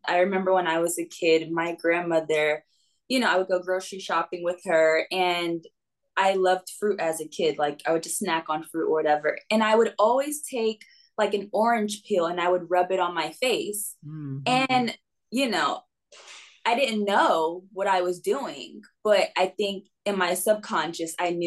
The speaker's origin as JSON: {"language": "English", "region": "North Carolina", "country": "United States", "tie": "born or raised there", "also_born_or_lived": "New York / New York City, United States", "moved": "as an adult", "lives_now": "Westlake Village, United States", "said": "I lived in North Carolina with my grandparents when they retired."}